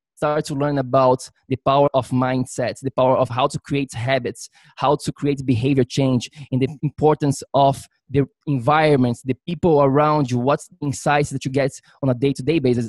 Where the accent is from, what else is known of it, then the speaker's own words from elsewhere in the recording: Florianópolis, Santa Catarina, Brazil; moved away as an adult; now in New York City, United States; I'm originally from Brazil um, grew up there my whole life until I was, I think, 21. That's when I moved to New York.